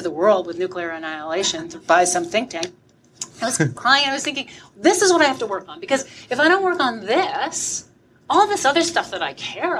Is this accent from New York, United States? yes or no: no; southern coastal Maine, United States; I'm from the great state of Maine